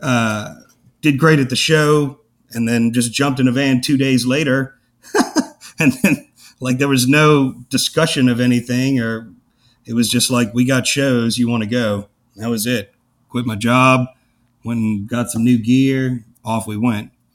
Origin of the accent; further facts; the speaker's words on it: New Orleans, Louisiana, United States; I grew up in Algiers